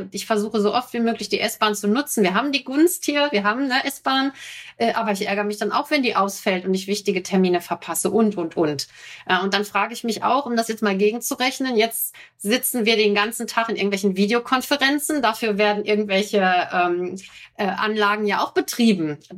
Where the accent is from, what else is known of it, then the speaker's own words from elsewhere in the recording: North Rhine-Westphalia, Germany; Ich komme ja aus dem Ruhrgebiet, wenn ich zu meiner Mutter fahre